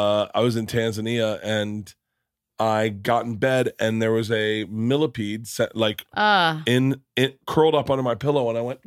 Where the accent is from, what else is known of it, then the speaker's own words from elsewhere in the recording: Florida, United States; I grew up in Florida.